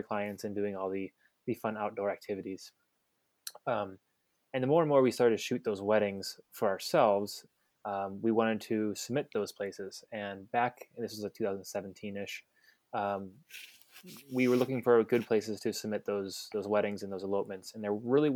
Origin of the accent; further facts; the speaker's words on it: Cleveland, Ohio, United States; moved away as an adult; now in Washington, United States; I'm originally from Cleveland, and I've been in the wedding industry for about 11 years now